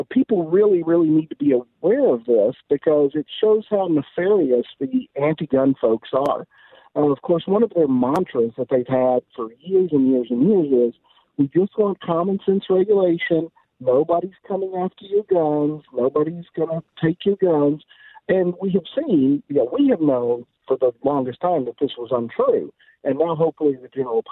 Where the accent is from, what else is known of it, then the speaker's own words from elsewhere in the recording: Texas, United States; My home state of Texas